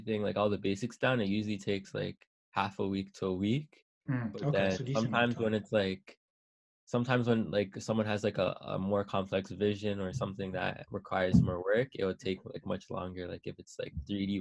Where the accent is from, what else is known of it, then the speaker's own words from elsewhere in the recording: Toronto, Ontario, Canada; I'm from Scarborough